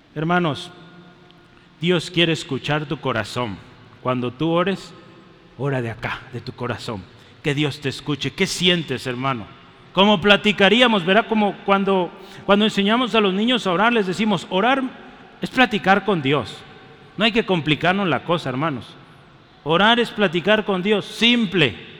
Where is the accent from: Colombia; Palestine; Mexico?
Mexico; Somos mexicanos, yo soy mexicano